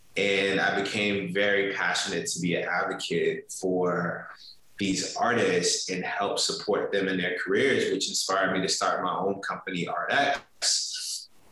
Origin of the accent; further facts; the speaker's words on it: Richmond, Virginia, United States; growing up in Richmond was was was was great